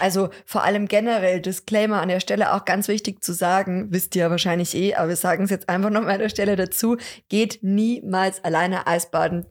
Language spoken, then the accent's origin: German; Lower Bavaria, Germany; bei uns in Niederbayern, vielleicht auch sogar in Deckendorf oder Raum Deckendorf